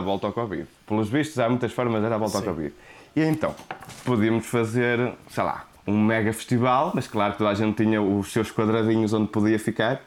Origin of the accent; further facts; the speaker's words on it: Porto, Norte, Portugal; accent: thick Porto accent; meu sotaque de Porto Serrinho